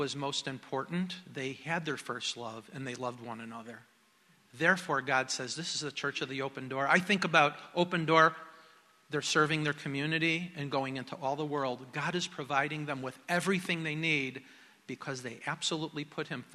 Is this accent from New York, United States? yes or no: no; Chicago, Illinois, United States; moved away; I grew up in Chicago